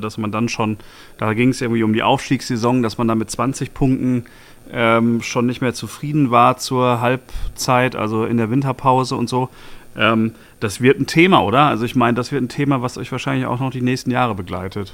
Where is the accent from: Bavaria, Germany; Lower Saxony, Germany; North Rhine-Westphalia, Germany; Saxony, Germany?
North Rhine-Westphalia, Germany; Bochum; also born or lived in Marburg; now in Berlin, Germany; Ich bin ja immerhin ge gebürtiger Bochumer